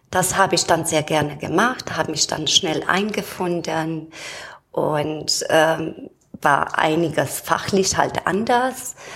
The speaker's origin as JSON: {"language": "German", "country": "Romania", "moved": "yes", "lives_now": "Germany", "said": "ursprünglich komme ich aus Rumänien, bin da geboren und seit 32 Jahren wohne ich hier in Deutschland"}